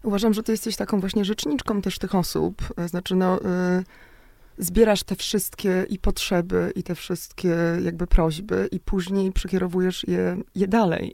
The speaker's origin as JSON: {"language": "Polish", "town": "Szczecin", "region": "West Pomeranian Voivodeship", "country": "Poland", "said": "Ja jestem akurat właśnie ze Szczecina"}